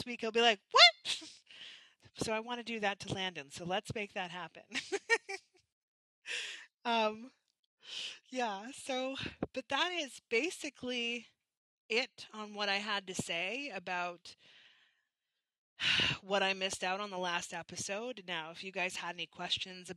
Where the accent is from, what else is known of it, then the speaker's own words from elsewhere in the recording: Canada; from being Canadian